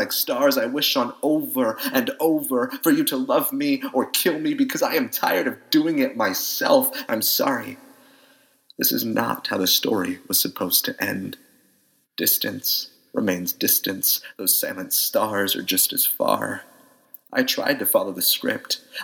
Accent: Phoenix, Arizona, United States; I'm from Phoenix, Arizona

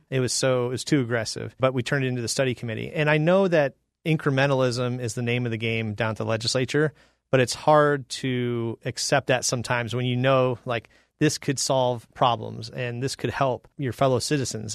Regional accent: Phoenix, Arizona, United States; also born or lived in Illinois / Georgia; I'm from Illinois, but I grew up in North Phoenix since I was five.

